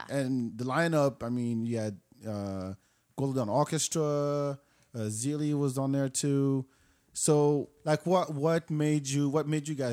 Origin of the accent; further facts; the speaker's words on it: France; now in Austin, United States; I'm from France